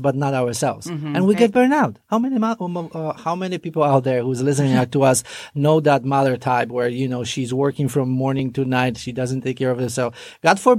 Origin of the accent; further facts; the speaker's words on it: Poland; English is a second language; moved away as an adult; now in United States; I finished massage therapy school back in Poland. Mm-hmm. And then the real journey started here in America. I came here in 1999